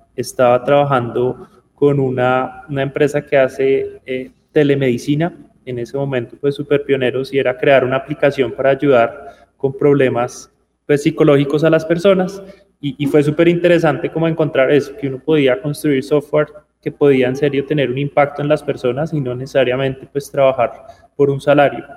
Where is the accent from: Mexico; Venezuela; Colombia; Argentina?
Colombia; Bogotá; also born or lived in Armenia, Quindío, Colombia / India / Poland / Amsterdam, Netherlands; nací en Armenia, pero crecí en, Bogotá.